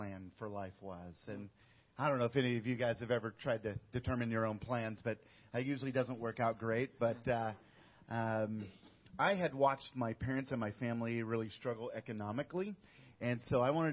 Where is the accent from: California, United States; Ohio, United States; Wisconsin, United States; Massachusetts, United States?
California, United States; Northern; moved away as an adult; now in Mexico; We grew up in Northern California and felt led to come back